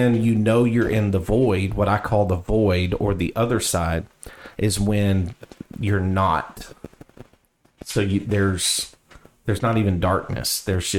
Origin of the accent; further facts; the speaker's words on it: the South, United States; accent: southern; my southern accent